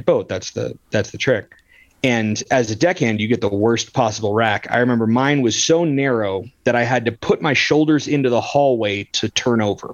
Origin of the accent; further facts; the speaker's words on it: California, United States; now in Colorado, United States; I'm from California